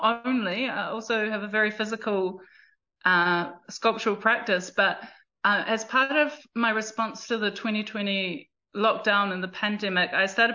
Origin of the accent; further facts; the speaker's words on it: South Taranaki, New Zealand; also born or lived in Auckland, New Zealand; since I was three, I have been based in South Taranaki in terms of my parents and my family connection, and definitely grew up under the mountain